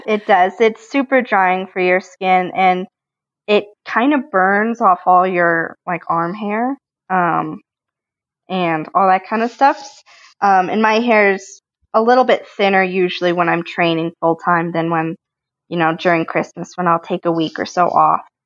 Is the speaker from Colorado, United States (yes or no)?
yes; Colorado, United States; I grew up in Colorado